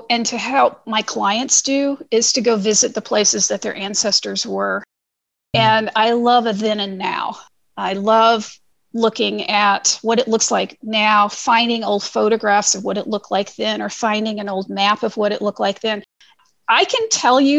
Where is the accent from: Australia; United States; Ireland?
United States; Missouri; now in Ohio, United States; And I'm from Missouri and I live in Ohio